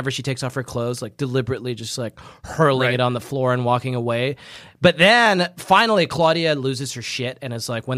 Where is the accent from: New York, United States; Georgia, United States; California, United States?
New York, United States; Oh, also, I'm from New York.